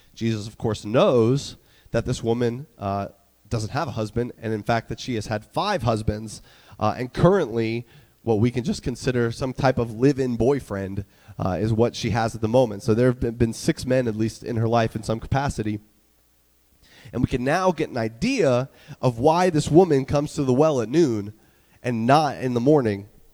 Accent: North Carolina, United States; moved away; the church that I grew up in in North Carolina

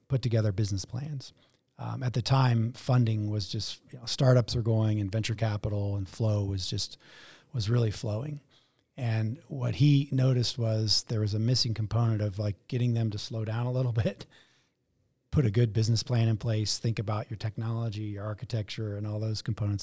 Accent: Denver, Colorado, United States; born or raised there

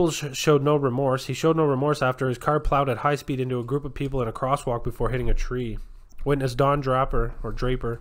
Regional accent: Canada; I'm Canadian

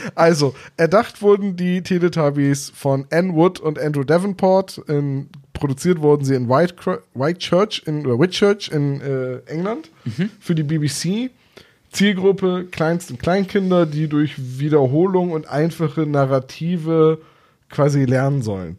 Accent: Bremen, Germany; ich, bin Bremer

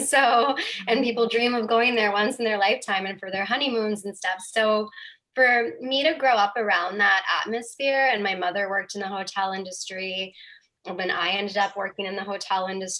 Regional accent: Honolulu, Hawaii, United States; moved away; also born or lived in London / New York / Los Angeles; I was born and raised in Hawaii, and that was pretty amazing. It's such a beautiful place to grow up and so special and really, you know, it's unlike anywhere else in the U.S.

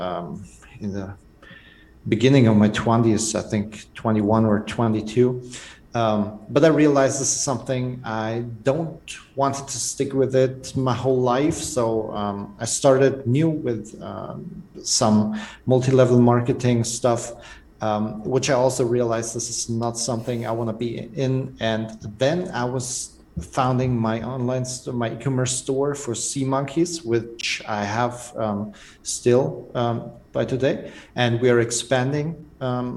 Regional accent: Germany; from Germany, and I'm a serial entrepreneur

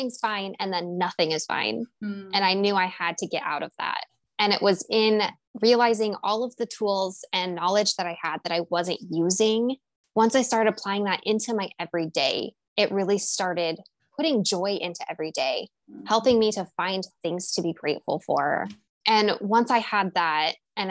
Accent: Pacific Northwest, United States; born and raised in the Pacific Northwest

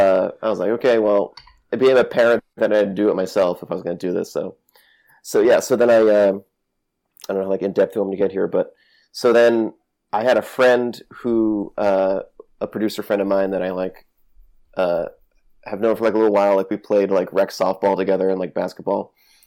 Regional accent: New England, United States; So, sorry, I'm from New England, so I curse a lot.

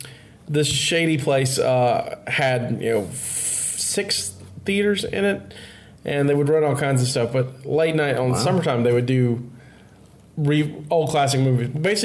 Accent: Baldwin County, Alabama, United States; So I'm from Baldwin County, so I'm from the county close enough to Florida.

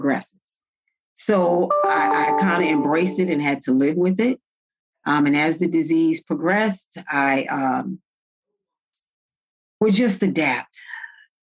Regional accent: Paterson, New Jersey, United States; I was born and raised in Paterson, New Jersey

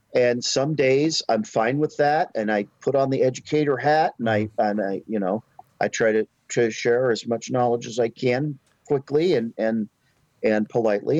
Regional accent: Alaska, United States; moved away as an adult; also born or lived in Oregon / Florida / Washington / Colorado; now in North Carolina, United States; I grew up in Alaska, went to college in Oregon, went back to Alaska, joined the Navy

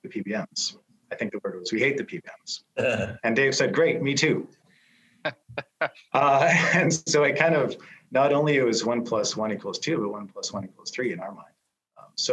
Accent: Canada; as a Canadian

